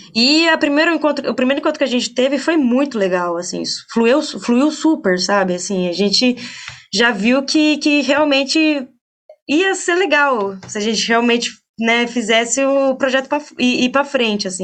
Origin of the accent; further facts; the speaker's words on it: Bragança Paulista, São Paulo, Brazil; eu sou de Bragança Paulista, né? Eu nasci aqui